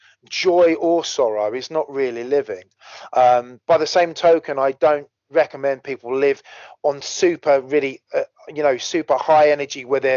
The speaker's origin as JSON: {"language": "English", "country": "United Kingdom", "said": "we're British"}